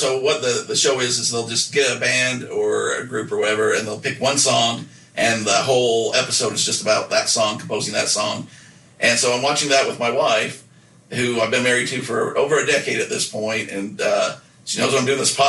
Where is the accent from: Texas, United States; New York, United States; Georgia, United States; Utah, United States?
Utah, United States; Nephi; we can make fun of it because we're from there